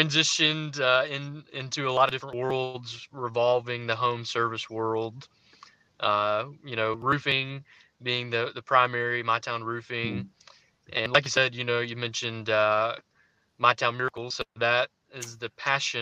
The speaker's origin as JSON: {"language": "English", "town": "Memphis", "region": "Tennessee", "country": "United States", "tie": "born or raised there", "said": "I am from Memphis, and I was born and raised here"}